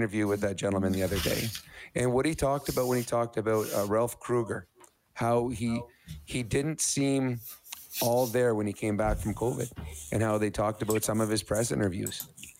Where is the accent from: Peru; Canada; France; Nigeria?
Canada; Edmonton, Alberta; moved away; So I got to come home and play in the semifinals against my hometown team in front of all my friends and family.